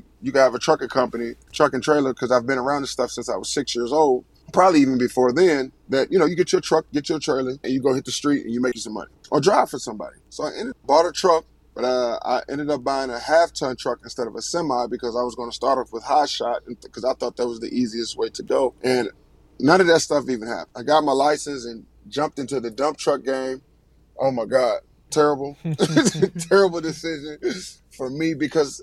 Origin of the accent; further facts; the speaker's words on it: Richmond, Virginia, United States; I'm from Richmond, Virginia. Graduated from Hermitage High School